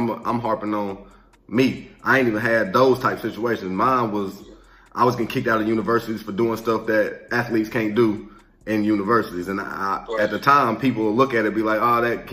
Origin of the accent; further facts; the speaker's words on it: the South, United States; moved away as an adult; also born or lived in Nebraska; I'm just from the South